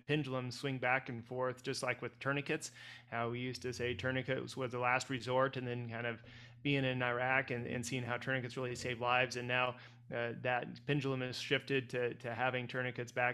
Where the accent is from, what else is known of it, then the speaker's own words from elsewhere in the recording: Wheatland, Wyoming, United States; now in Jackson, United States; I was from Wheatland, so the other corner of the state, but I've been here in Jackson full-time since 2004